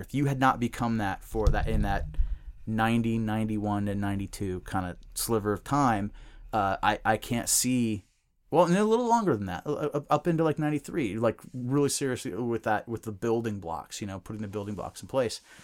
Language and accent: English; Bellingham, Washington, United States; the guys that I grew up with in Bellingham